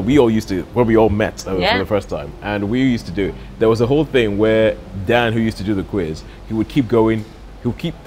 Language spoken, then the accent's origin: English; Nigeria; moved away; growing up in Nigeria